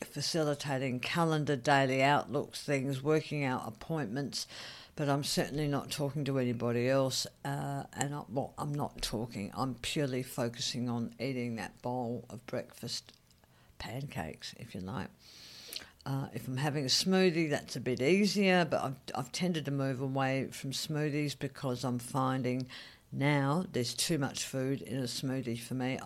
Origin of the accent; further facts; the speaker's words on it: Australia; moved away; also born or lived in Saigon, Vietnam; as an Australian